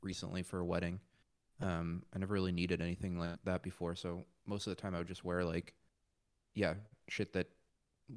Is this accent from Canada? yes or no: yes; Canada; also born or lived in Montreal; I'm in Canada, I'm Canadian.